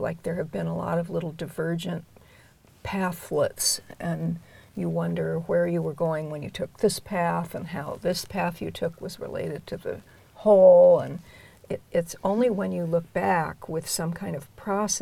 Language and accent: English; Southern California, United States; I grew up in Southern California